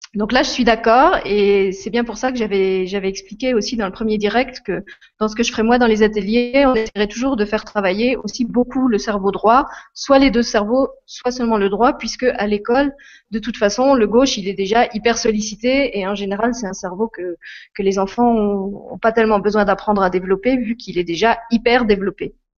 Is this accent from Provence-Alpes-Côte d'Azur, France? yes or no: no; Lorraine, Grand Est, France; moved away as an adult; now in Luxembourg; je suis Lorraine, c'est là que je suis née et que, que j'ai grandi, que j'ai fait mes études et que j'ai commencé ma vie professionnelle